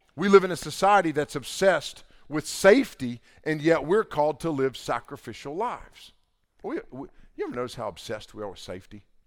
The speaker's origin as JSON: {"language": "English", "region": "the Bible Belt", "country": "United States", "tie": "born or raised there", "said": "growing up in the Bible Belt"}